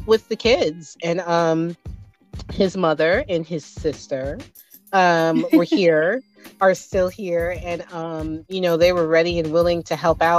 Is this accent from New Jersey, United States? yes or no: yes; New Jersey, United States; moved away as an adult; now in Henrico, United States; I am originally from New Jersey. I like to tell people that's why I sound like this. I grew up in New Jersey